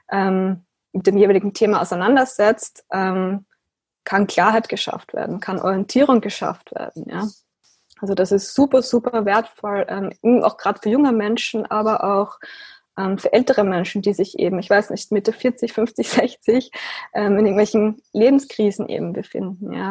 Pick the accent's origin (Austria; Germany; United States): Austria; ich bin 29 Jahre alt, ich bin aus Österreich